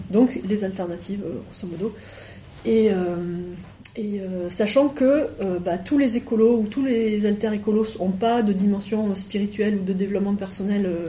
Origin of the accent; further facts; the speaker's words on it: Guinea; born there; je suis née en Guinée euh, et c'est un peu embêtant là-bas.